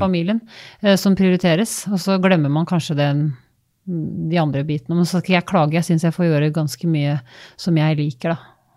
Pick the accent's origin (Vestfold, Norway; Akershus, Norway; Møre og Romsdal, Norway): Vestfold, Norway; Holmestrand; moved away as an adult; also born or lived in Larvik / Oslo; hjemme i Holmestrand